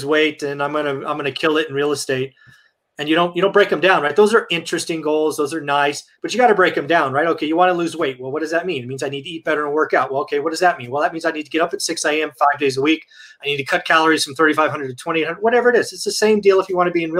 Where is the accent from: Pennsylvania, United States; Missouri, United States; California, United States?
California, United States; the Bay Area; also born or lived in Fresno, California; I'm the Bay, man. Come on, I'm from the Bay.